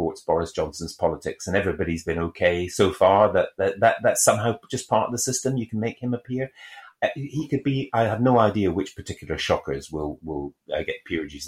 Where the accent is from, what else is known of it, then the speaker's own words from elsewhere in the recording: Scotland, United Kingdom; I am a Scottish person